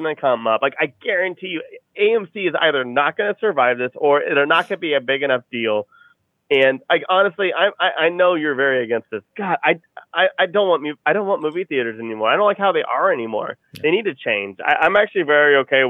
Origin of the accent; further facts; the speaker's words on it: Austin, Texas, United States; moved away; that's where I'm from. I'm from Austin